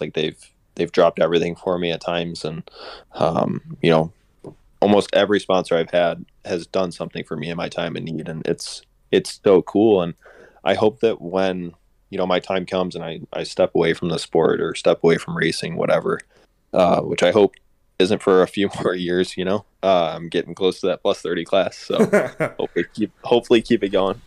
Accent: Lake Geneva, Wisconsin, United States; my hometown race this year at Lake Geneva

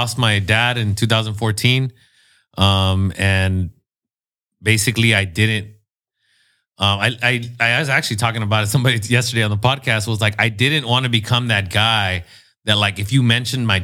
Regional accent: National City, California, United States; also born or lived in Los Angeles; I wouldn't call myself a native because I wasn't born there, but I was raised in National City.

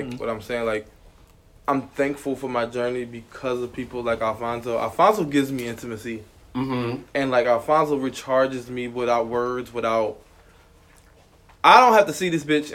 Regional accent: Trenton, New Jersey, United States; moved away as an adult; now in Atlanta, United States; I'm from New Jersey, Trenton, New Jersey, to be exact.

